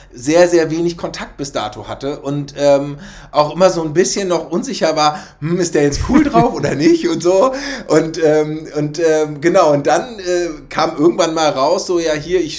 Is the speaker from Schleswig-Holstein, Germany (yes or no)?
yes; Schleswig-Holstein, Germany; ich bin im Kuhdorf in, in Schleswig-Holstein groß geworden